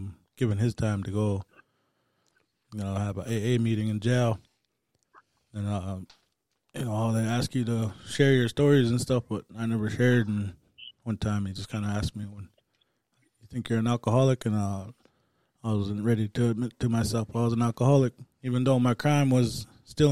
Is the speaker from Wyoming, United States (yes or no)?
yes; Ranchester, Wyoming, United States; also born or lived in Wyola, Montana; I grew up in Rochester, Wyoming